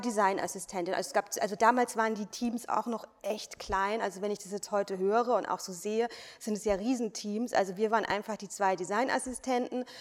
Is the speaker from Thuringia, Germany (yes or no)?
no; Weinheim, Baden-Württemberg, Germany; moved away; also born or lived in Berlin / London / Paris; in Weinheim, wo ich herkomme. Das ist aus der Nähe von Heidelberg, Mannheim die Ecke